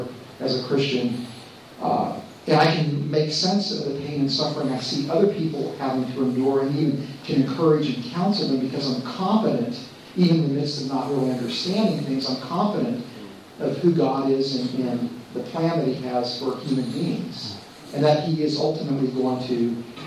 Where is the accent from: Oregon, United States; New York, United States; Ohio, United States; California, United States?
California, United States; Los Angeles; I'm from America, from the Los Angeles area